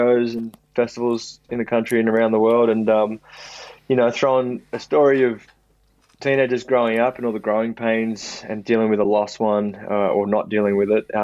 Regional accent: Sydney, New South Wales, Australia; growing up in Maroubra

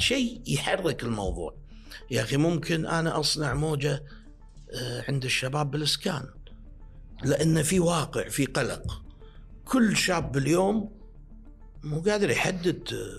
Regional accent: Kuwait; عندنا بالكويت

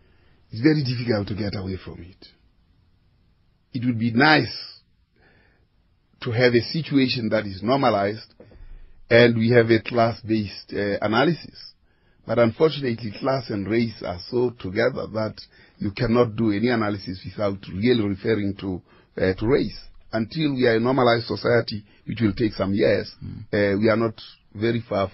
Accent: South Africa; obviously, I would like to say I'm a South African.

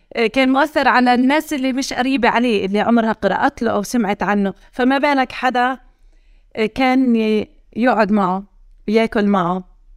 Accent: Hebron, Hebron Governorate, Palestine; accent: Hebronite; also born or lived in Jerusalem / Italy; ولدت في الخليل سنة 1982

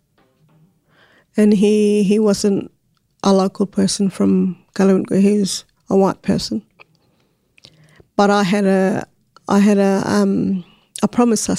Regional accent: Galangal community, Northern Territory, Australia; I was born at Galangal community at the old hospital there.

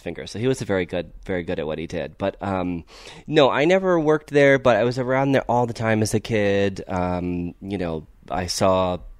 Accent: Ohio, United States; now in Los Angeles, United States; I actually grew up in the Midwest. I grew up in Ohio.

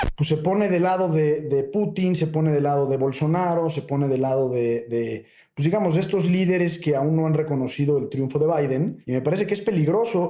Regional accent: Mexico; para nosotros eh, como mexicanos

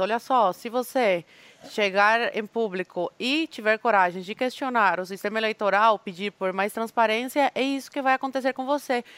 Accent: Brazil; accent: Brazilian; eu falo espanhol com sotaque de brasileira.

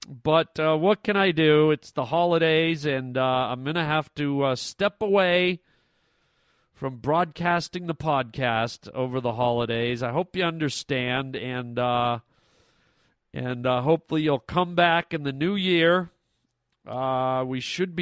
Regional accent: Canada; moved away; I'm a Canadian boy, and my family lives up in Canada.

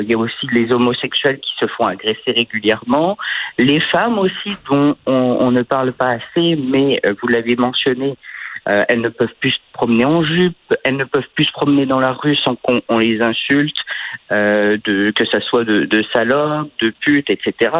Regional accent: France; quand j'étais enfant en France

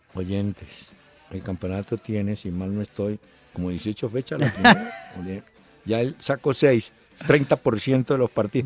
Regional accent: Colombia; also born or lived in Bogotá; como todo colombiano

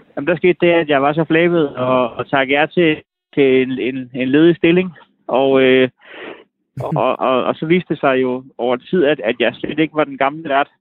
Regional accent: Næstved, Zealand, Denmark; jeg er jo fra Næstved

